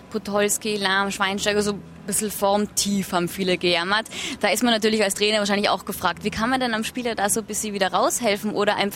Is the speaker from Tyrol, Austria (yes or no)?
yes; Tyrol, Austria; Also ich komme ja aus Tirol, äh, kennen Sie ja auch ganz gut äh, aus äh, der Vergangenheit.